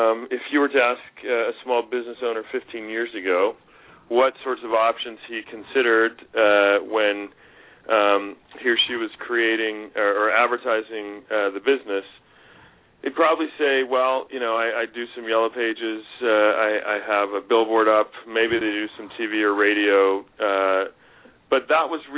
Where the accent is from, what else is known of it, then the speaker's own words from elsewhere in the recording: the West, United States; moved away; also born or lived in Pennsylvania; I grew up in the West